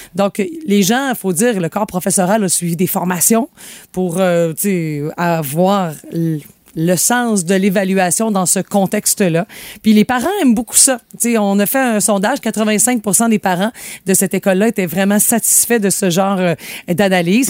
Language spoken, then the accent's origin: French; Sainte-Félicité, Quebec, Canada; moved away; je suis allé par chez nous à Sainte-Félicité, puis je suis allée renouer avec les paysages que je connaissais sur le bord du fleuve